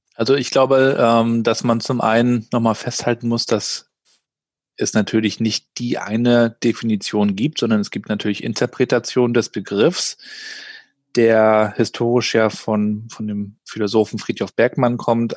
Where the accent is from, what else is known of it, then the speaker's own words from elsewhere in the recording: Rostock, Mecklenburg-Vorpommern, Germany; Ich bin ja in Rostock aufgewachsen, in der damaligen DDR noch, in den 80er Jahren